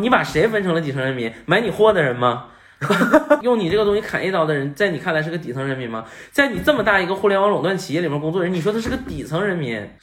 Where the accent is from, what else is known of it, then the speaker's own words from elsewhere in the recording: Northeast China, China; 我在东北长大